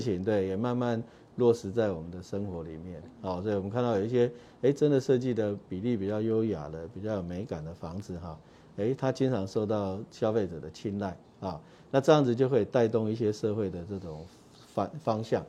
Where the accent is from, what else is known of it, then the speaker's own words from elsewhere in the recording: Kaohsiung, Taiwan; 我是左营长大的